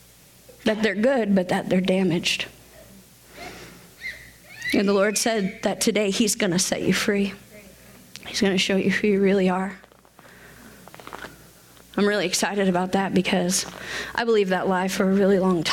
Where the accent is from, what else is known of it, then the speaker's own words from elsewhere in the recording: Washington, United States; moved away as an adult; I was from Washington State